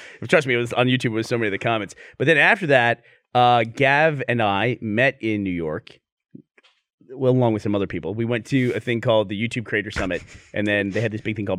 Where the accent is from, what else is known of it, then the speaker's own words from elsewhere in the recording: Australia; now in Houston, United States; Like, I'm from Australia via Houston.